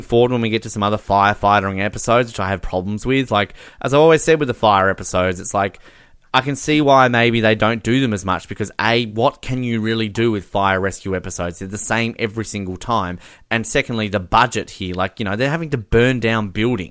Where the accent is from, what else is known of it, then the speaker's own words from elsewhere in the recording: Australia; As an Australian